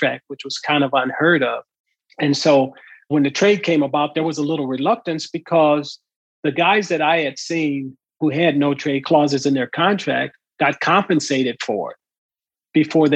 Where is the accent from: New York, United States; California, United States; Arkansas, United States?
California, United States; Southern; growing up in Southern California, I lived across the street from a wood factory where they built pallets.